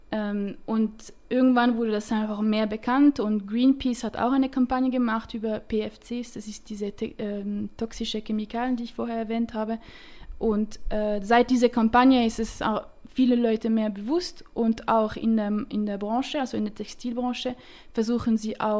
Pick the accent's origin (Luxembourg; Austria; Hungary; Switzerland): Switzerland; Romandie; accent: French; German is a second language; Äh, ich komme aus der Schweiz, aber aus der Romandie. Äh, darum habe ich einen leichten französischen Akzent, wenn ich rede.